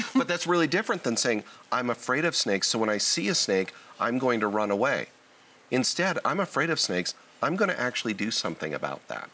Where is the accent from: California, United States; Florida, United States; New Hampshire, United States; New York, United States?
California, United States; Southern; I was born and raised in Southern California